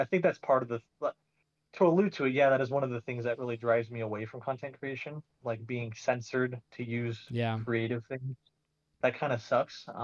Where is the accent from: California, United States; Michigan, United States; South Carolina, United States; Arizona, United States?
Arizona, United States; Phoenix; I'm from Arizona, and I went to Arizona State